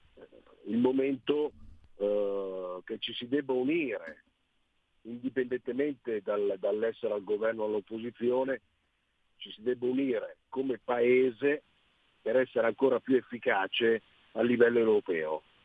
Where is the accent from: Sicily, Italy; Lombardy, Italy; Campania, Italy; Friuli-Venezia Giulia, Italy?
Sicily, Italy; da siciliano